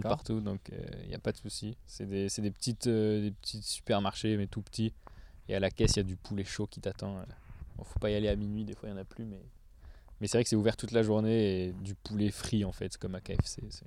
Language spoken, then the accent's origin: French; south of France, France; je viens du sud de la France